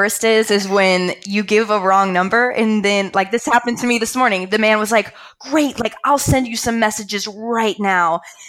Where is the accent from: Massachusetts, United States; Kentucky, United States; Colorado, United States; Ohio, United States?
Kentucky, United States; moved away as an adult; I'm from the South. I'm from Kentucky.